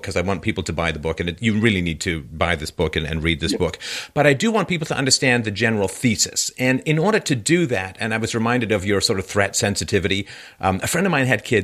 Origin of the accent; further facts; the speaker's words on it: London, United Kingdom; I grew up in London. I was born in 66.